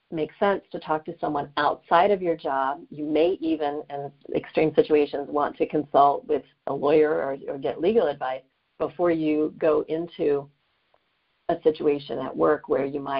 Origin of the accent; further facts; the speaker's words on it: Atlanta, Georgia, United States; now in New York, United States; I grew up in the Atlanta area